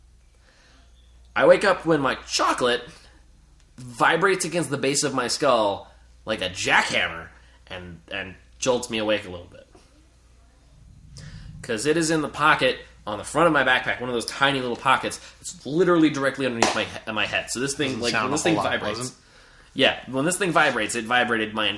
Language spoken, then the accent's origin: English; New Jersey, United States; moved away as an adult; now in New York, United States; I grew up in Jersey, by the way, for the most part in Jersey. Like, I'm from Jersey originally. I may live in New York right now, but I'm originally from Jersey